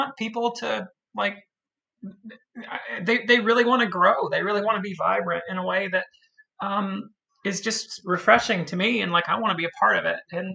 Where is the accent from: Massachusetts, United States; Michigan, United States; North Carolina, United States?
North Carolina, United States; Caldwell County; I'm from Caldwell County, North Carolina.